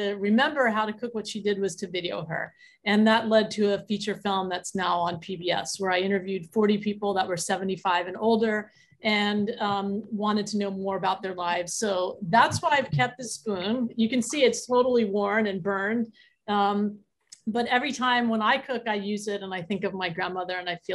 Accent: Philadelphia, Pennsylvania, United States; I'm from Philly too

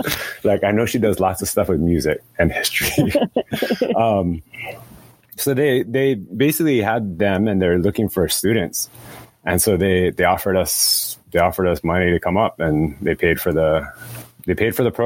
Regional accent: Waimea, Hawaii, United States; I'm from Waimea on Hawaii Island originally

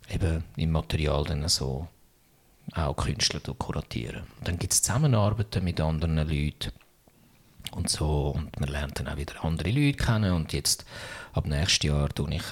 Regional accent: Zürich, Switzerland; Ja, ich kann, es ist noch witzig als Zürcher ist alles, was nicht Stadt Zürich ist, ist, ist, ist weit.

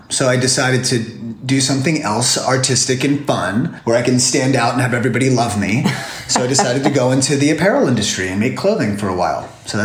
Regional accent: New Jersey, United States; moved away as an adult; also born or lived in Florida; now in California, United States; I am from Florida. I was born in Florida, raised in New Jersey, hopscotched up and down the East Coast.

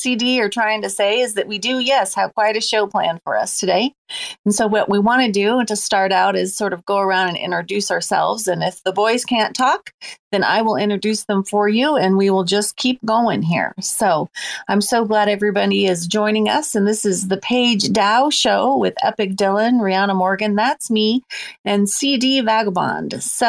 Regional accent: Ireland; I'm Irish, and you know that Halloween originated in the Celtic lands.

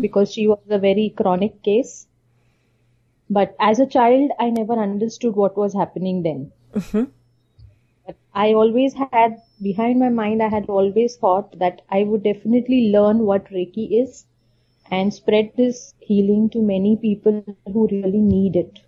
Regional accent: India; being from an Indian uh, typical traditional not an orthodox

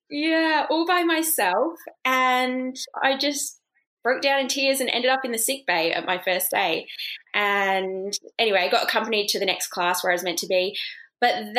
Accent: Oxford, South East England, United Kingdom; moved away; I actually grew up in England, in Oxford

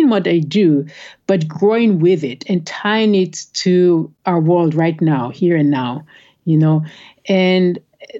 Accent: Israel; now in United States; I grew up in Israel.

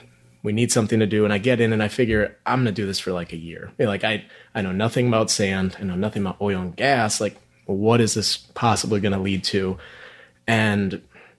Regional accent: Minneapolis, Minnesota, United States; now in Houston, United States; I grew up in Minneapolis, really no background in oil and gas at all

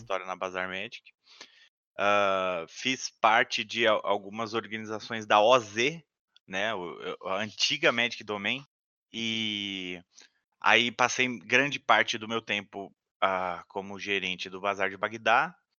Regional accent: São Paulo, Brazil; Eu, eu sou de São Paulo, capital, né? Eu ainda moro em São Paulo, capital. Morei a minha vida toda, inclusive no mesmo bairro, né?

